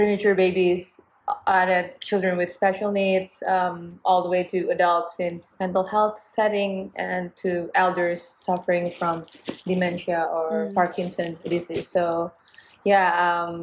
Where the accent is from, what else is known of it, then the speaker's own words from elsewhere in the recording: Indonesia; now in Boston, United States; I'm from Indonesia.